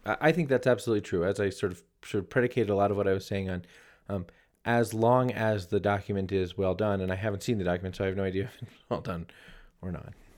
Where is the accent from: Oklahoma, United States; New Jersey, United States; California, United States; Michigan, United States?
New Jersey, United States; my home state of New Jersey